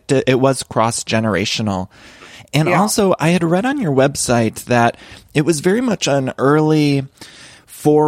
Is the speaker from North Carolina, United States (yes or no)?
no; Solon, Ohio, United States; I'm from Solon, Ohio